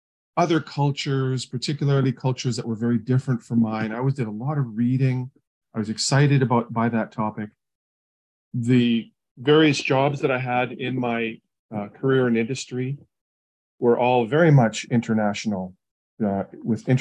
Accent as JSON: {"language": "English", "town": "St. Catharines", "region": "Ontario", "country": "Canada", "tie": "born or raised there", "said": "In Canada, in Southern Ontario. The city is called St. Catharines."}